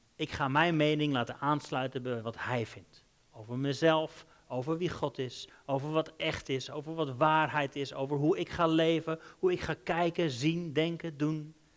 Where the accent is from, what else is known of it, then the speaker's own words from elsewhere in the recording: Netherlands; moved away as an adult; also born or lived in Denmark / England; Wij zijn Hollanders